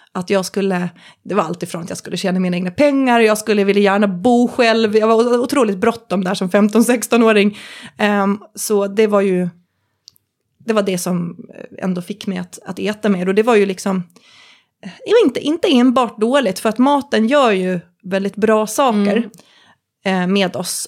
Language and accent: Swedish; Visby, Gotland, Sweden; moved away as an adult; på min hemort, Gotland, Visby, bodde jag då